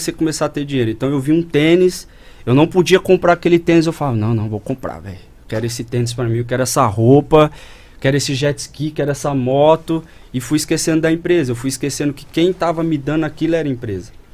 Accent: Campinas, São Paulo, Brazil; also born or lived in Borda da Mata, Minas Gerais / Monte Mor, São Paulo; nascido e criado em Campinas. Aham. Uhum. Morei um intervalo em Minas, Borda da Mata, e depois mudei para Montemor

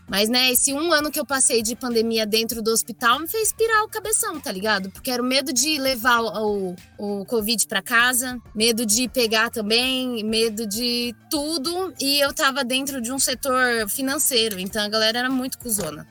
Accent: Osasco, São Paulo, Brazil; also born or lived in Bauru; Eu nasci em Osasco, nunca é, eu morei um ano só em Bauru

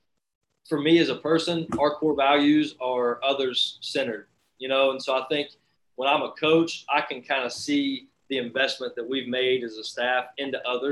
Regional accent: Ravenswood, West Virginia, United States; being from Ravenswood, West Virginia, and all that is, I mean, there's a sense of pride that comes from that. And I love being from West Virginia.

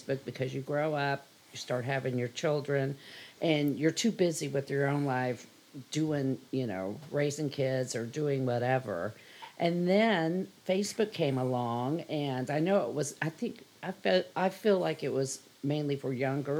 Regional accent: Kansas City, Kansas, United States; I grew up in Wyandotte County.

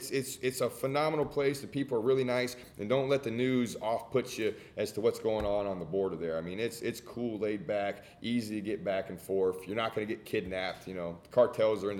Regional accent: New Orleans, Louisiana, United States; now in Houston, United States; I'm from New Orleans originally, right? So I know Cajun food

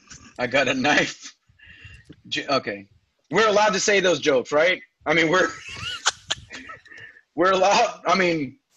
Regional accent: United States; we're Hispanic, we're Mexican American, we're this and that, but that isn't everything that is our identity.

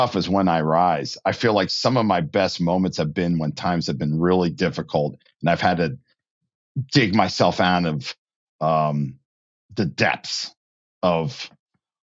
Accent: New Jersey, United States; I grew up in New Jersey.

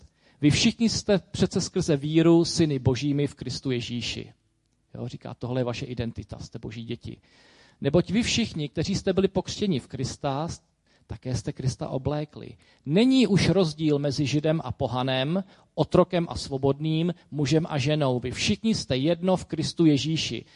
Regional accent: Czechia; Jsem prostě Čech

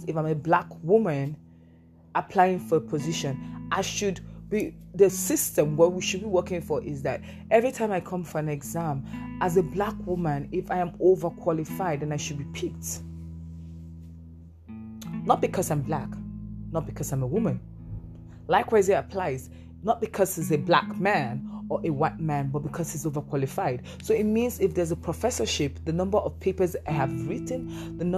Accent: Nigeria; I'm a black woman. I'm from Nigeria.

